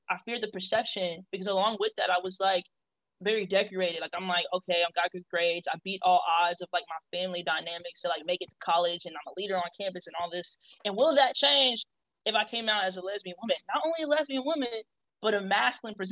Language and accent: English; Kansas City, Missouri, United States; also born or lived in Texas; I'm from Kansas City, Missouri. So shout out to KCMO, the Midwest